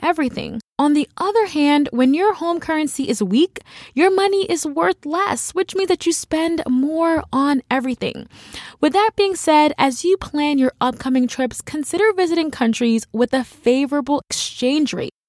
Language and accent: English; United States; as an American